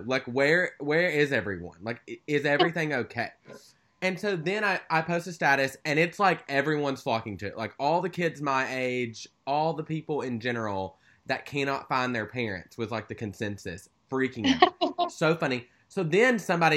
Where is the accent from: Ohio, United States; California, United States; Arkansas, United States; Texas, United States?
Arkansas, United States; Stuttgart; moved away; my hometown, Stuttgart, Arkansas